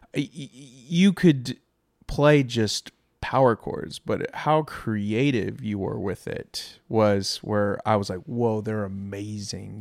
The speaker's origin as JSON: {"language": "English", "town": "Irving", "region": "Texas", "country": "United States", "tie": "born or raised there", "said": "I grew up in Irving"}